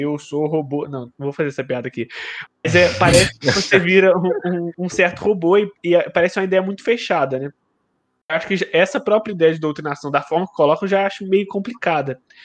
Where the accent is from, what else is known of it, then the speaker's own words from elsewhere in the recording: Teresópolis, Rio de Janeiro, Brazil; Eu também sou de Teresópolis